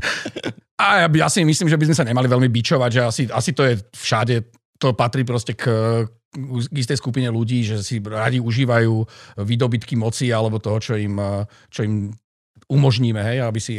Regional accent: Žilina, Žilina Region, Slovakia; moved away as an adult; ja som Žilinčan

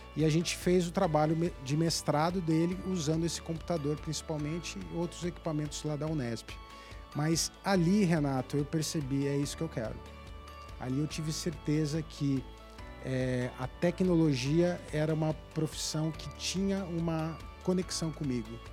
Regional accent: Brazil; sendo brasileiro

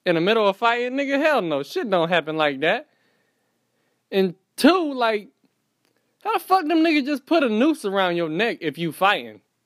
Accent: Fayetteville, North Carolina, United States; also born or lived in Florida; Born in Florida, raised in Fayetteville, North Carolina. From North Carolina.

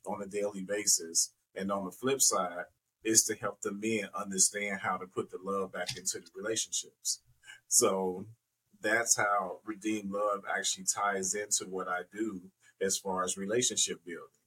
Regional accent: Chicago, Illinois, United States; I was definitely born and raised in Chicago, Chicago's South Side.

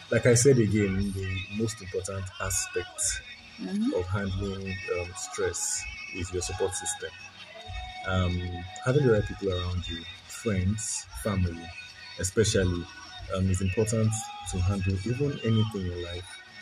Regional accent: Nigeria; being a Nigerian, the typical growing up in a Nigerian house, I mean, so a lot of us had nothing.

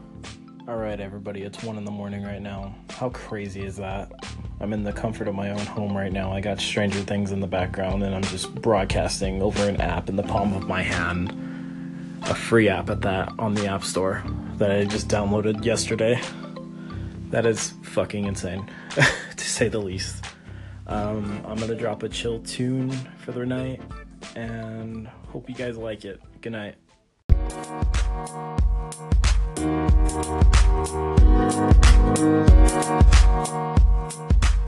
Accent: Los Angeles, California, United States; I'm from Los Angeles

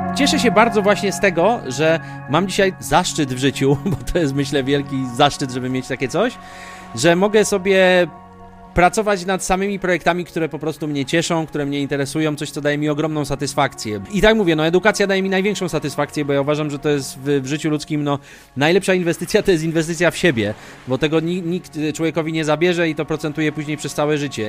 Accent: Kraków, Lesser Poland, Poland; moved away as an adult; Ja pochodzę z Krakowa. I w zasadzie 28 lat, które właśnie mieszkałem w Polsce, to mieszkałem w Krakowie zawsze

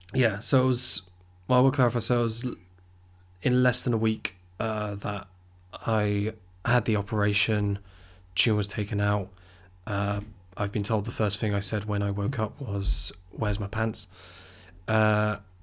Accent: Weymouth, South West England, United Kingdom; So I'm from Weymouth, uh, which, for those who don't know, is a seaside town on the south coast

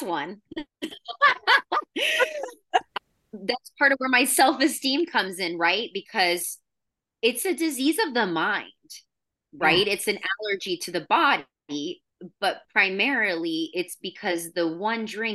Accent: Florida, United States; also born or lived in New York / California; now in San Luis Obispo, United States; I'm from Florida

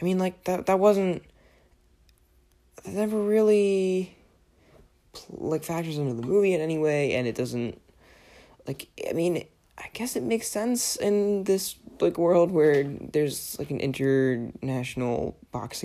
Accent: Pennsylvania, United States; moved away; I was from Pennsylvania

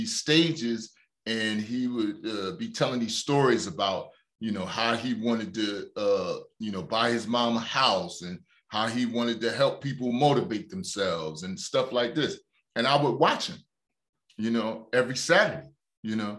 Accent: Newark, New Jersey, United States; I grew up in Newark, New Jersey

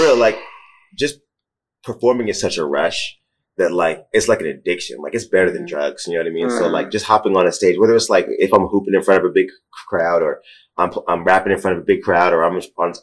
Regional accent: New York, United States; now in Portland, United States; I'm from New York

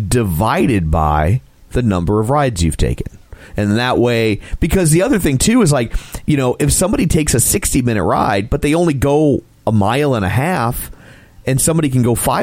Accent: United States; Well, I'm American, so it's baño.

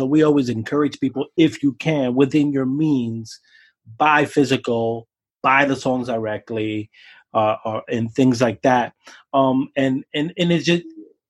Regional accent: Brooklyn, New York, United States; And I'm an older guy. I'm 40. I grew up in Brooklyn hip hop.

